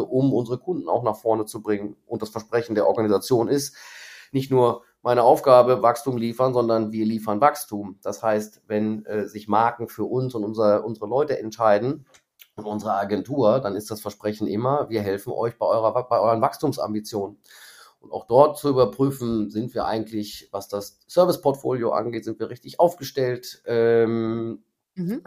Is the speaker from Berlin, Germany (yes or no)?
no; Krefeld, North Rhine-Westphalia, Germany; moved away as an adult; also born or lived in Moers; now in Düsseldorf, Germany; bin dann aber sofort nach Krefeld äh, nach Hause gefahren worden ähm, und da bin ich auch groß mhm. geworden. Mhm. Also ich bin eigentlich Krefelder